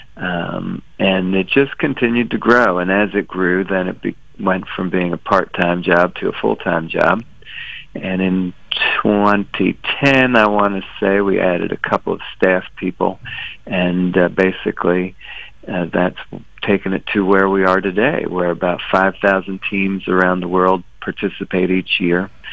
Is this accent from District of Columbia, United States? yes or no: yes; Washington, District of Columbia, United States; I grew up in Washington